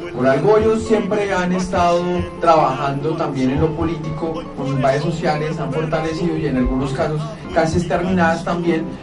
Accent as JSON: {"language": "Spanish", "town": "Cajamarca", "region": "Tolima", "country": "Colombia", "said": "Yo, soy de Cajamarca"}